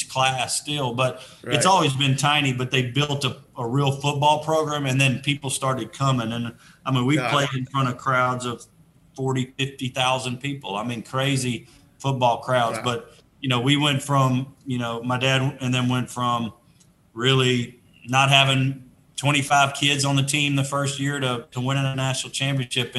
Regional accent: Shreveport, Louisiana, United States; moved away; also born or lived in Atlanta; the private school situation in my hometown

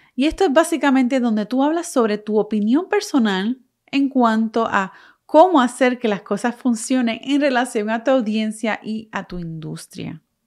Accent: Puerto Rico; moved away as an adult; now in United States; yo soy de Puerto Rico, pero vivo en Estados Unidos, dejé Puerto Rico hace más de 11 años

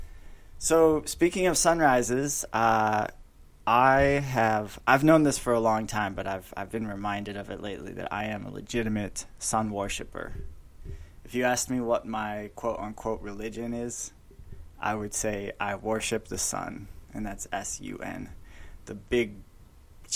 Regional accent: just north of Chicago, Illinois, United States; now in Phoenix, United States; I grew up just outside Chicago, just north of Chicago.

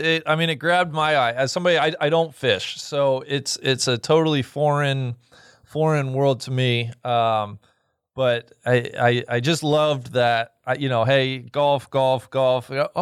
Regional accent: Cincinnati, Ohio, United States; born and raised in Cincinnati.

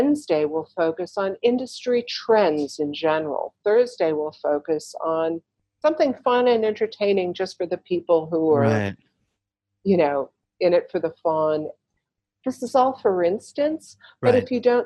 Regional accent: Chicago, Illinois, United States; now in New York, United States; I grew up in Chicago

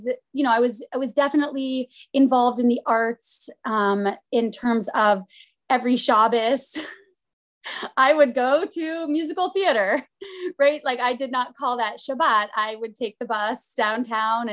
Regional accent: Pittsburgh, Pennsylvania, United States; moved away; also born or lived in Boston; I am from Pittsburgh and grew up conservative, actually at the Tree of Life Synagogue

